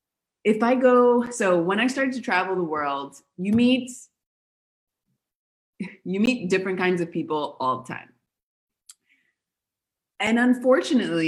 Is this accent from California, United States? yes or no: yes; Los Angeles, California, United States; moved away as an adult; also born or lived in Buenos Aires, Argentina / Patagonia; now in Argentina; I'm from Los Angeles and I also studied theater and film